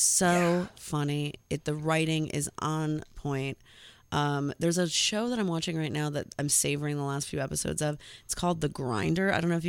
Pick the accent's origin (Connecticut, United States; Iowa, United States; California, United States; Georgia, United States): Connecticut, United States; I grew up in Connecticut